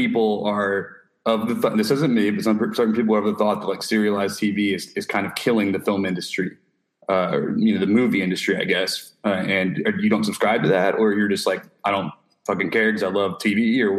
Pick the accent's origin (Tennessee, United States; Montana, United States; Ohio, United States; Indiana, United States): Tennessee, United States; Bartlett; I grew up in Bartlett